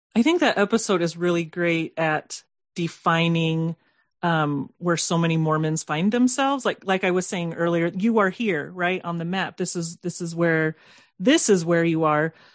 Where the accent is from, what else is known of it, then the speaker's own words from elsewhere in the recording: Southern California, United States; I, I grew up in Southern California